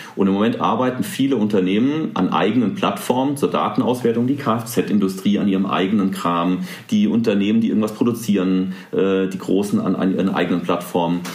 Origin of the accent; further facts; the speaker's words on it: Rhineland-Palatinate, Germany; hier in Rheinland-Pfalz, wo ich herkomme